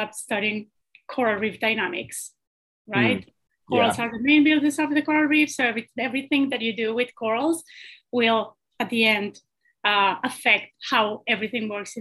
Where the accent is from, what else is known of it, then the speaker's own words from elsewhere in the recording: Colombia; now in Bahamas; I'm originally from Colombia